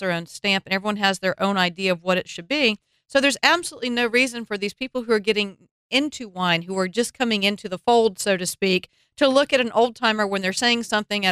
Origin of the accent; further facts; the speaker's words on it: the South, United States; growing up in the South